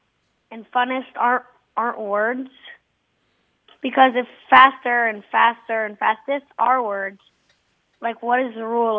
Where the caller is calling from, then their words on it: Steamboat Springs, Colorado, United States; I'm 10 years old, and I'm calling from Steamboat Springs, Colorado.